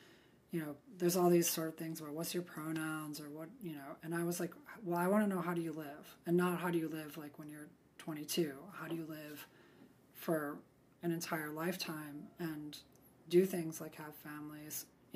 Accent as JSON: {"language": "English", "region": "Midwest", "country": "United States", "tie": "born or raised there", "said": "I grew up in the Midwest"}